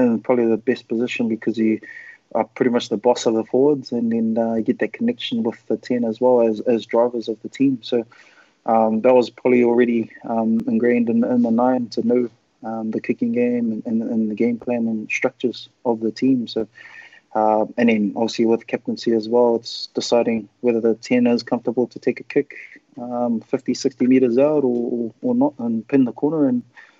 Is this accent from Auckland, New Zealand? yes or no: yes; Auckland, New Zealand; moved away as an adult; I was from Auckland and from New Zealand.